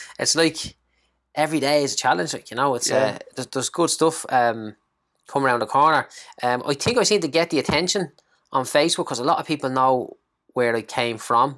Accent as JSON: {"language": "English", "town": "Clondalkin", "region": "Leinster", "country": "Ireland", "said": "from Clondalkin. Used to be a bricklayer. Now I'm a property investor."}